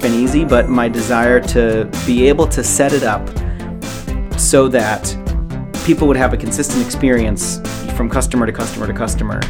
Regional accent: Rhode Island, United States; moved away as an adult; now in Maine, United States; I come from a very rural farming type place in Rhode Island and real small town

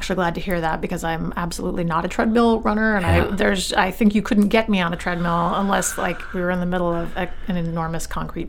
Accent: Yarmouth, Maine, United States; also born or lived in Portland, Maine; I grew up in Yarmouth, and I lived in Portland briefly

